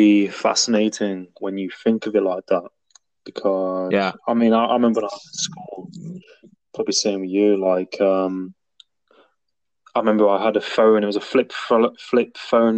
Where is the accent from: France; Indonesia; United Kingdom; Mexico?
United Kingdom; Nottingham, East Midlands; now in Cornwall, United Kingdom; I'm from Nottingham originally, like Robin Hood. But I'm living in Cornwall